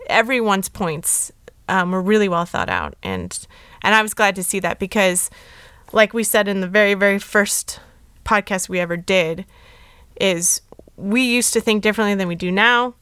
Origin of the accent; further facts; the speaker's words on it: Los Angeles, California, United States; I was born in L